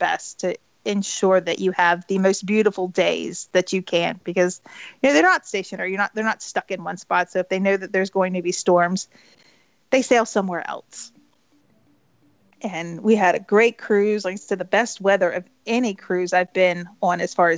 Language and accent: English; Florida, United States; now in North Carolina, United States; I grew up in Florida. You know, I mean, I grew up basically at Walt Disney World, and now I go down there because now I'm in North Carolina